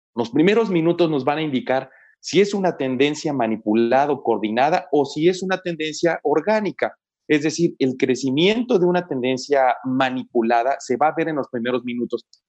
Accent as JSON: {"language": "Spanish", "country": "Mexico", "said": "los que somos mexicanos"}